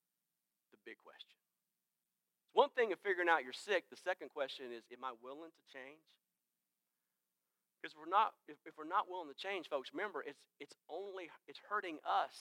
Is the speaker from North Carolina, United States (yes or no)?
no; Greenville, South Carolina, United States; I am from Greenville